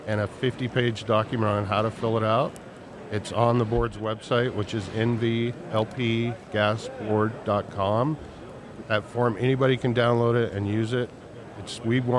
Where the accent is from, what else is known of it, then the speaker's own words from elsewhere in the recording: Colorado, United States; also born or lived in California; now in Washoe Valley, United States; I'm from Colorado originally, but I landed here after a brief sentence in California